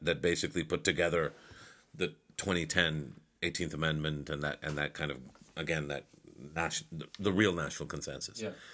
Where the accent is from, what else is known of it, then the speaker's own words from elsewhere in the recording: Pakistan; I'm Mahajir myself. I don't call myself that because we're all Pakistani